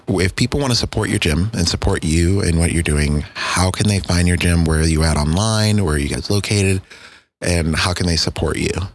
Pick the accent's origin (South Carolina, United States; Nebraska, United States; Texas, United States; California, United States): Texas, United States; me being a Texan